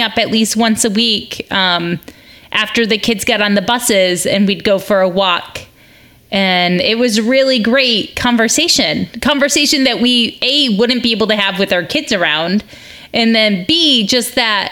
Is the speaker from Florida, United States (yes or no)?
no; Michigan, United States; Suburban in Michigan